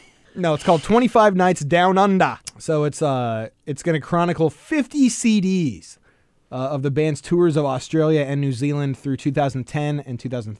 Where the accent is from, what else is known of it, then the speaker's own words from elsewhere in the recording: the Northwest, Pacific Northwest, United States; as a kid growing up in the Northwest.